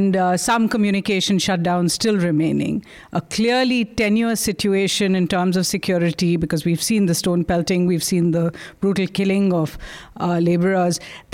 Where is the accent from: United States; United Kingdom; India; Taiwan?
India; as an Indian